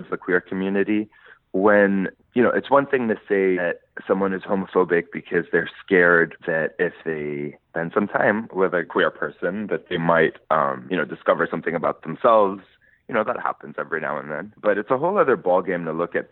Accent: Lebanon; moved away as an adult; now in New York, United States; I grew up in Lebanon

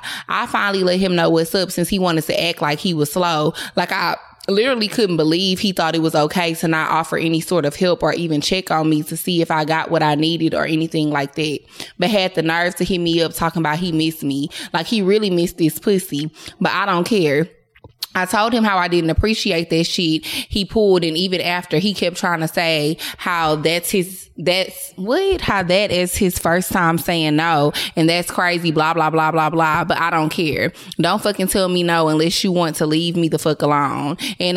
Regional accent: Philadelphia, Pennsylvania, United States; now in Charlotte, United States; I live in Charlotte now, but I'm from Philly, so I literally will fly to Philly for the dick.

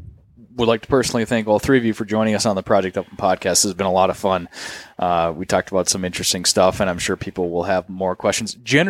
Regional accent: Minnesota, United States; I'm a Minnesotan born and raised

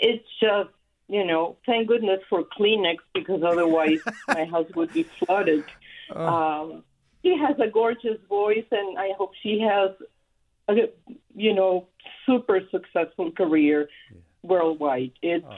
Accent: Mexico; now in Sacramento, United States; I am originally also from Mexico

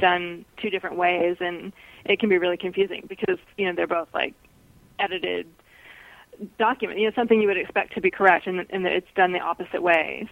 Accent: Seattle, Washington, United States; now in Reno, United States; I grew up in Seattle, but I live in Reno, Nevada now

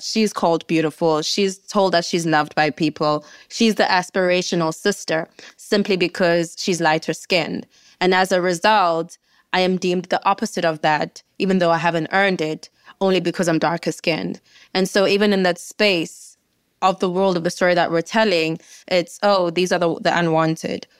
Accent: South Africa; I, as a South African, had no clue about

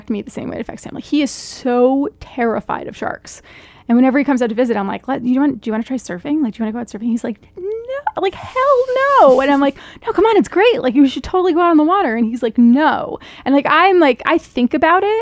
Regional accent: East Coast, United States; I'm from the East Coast

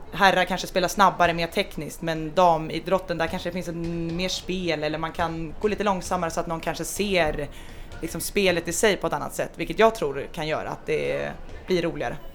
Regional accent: Stockholm, Stockholm County, Sweden; moved away as an adult; now in Denmark; jag har vuxit upp eh, i Stockholm

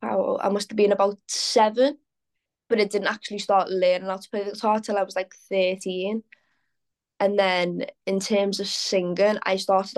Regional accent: Liverpool, North West England, United Kingdom; Like I said, born and bred in Liverpool. I've never lived anywhere else.

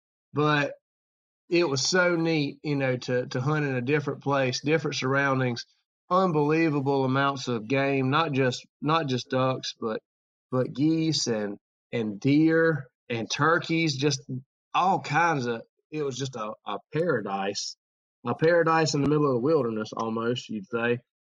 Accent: Georgia, United States; man, I'm from Georgia and it gets cold out there and I don't know if I'm going to make it.

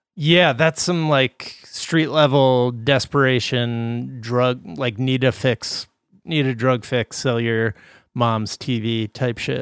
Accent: Midwest, United States; moved away; also born or lived in East Coast; I grew up in the Midwest

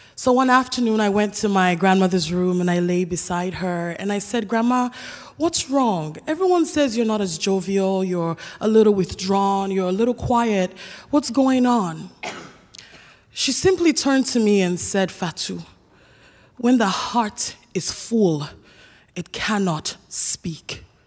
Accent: Sierra Leone; moved away; I decided to return to my home country of Sierra Leone. I was particularly excited to see my grandmother. She had raised me up until age three

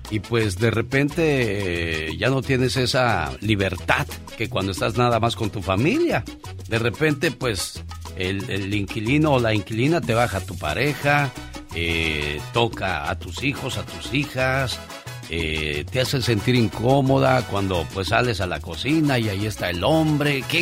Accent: Cuernavaca, Morelos, Mexico; now in Washington, United States; Un día salí de Cuernavaca, Morelos, pero Cuernavaca, Morelos nunca salió de mí.

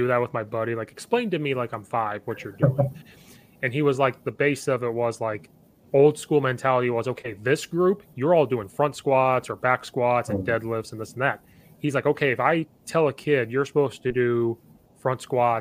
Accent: Central Illinois, United States; moved away as an adult; now in Chicago suburbs, United States; I'm from Central Illinois. I grew up right next to Uvine. Now I live up in the Chicago suburbs

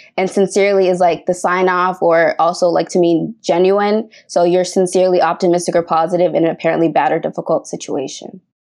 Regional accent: Boston, Massachusetts, United States; I'm from Boston, Massachusetts

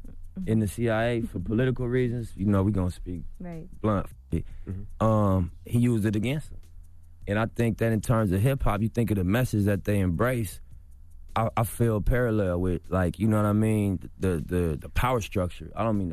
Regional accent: Los Angeles, California, United States; I'm from L.A., bro. I'm from Rolling 60s.

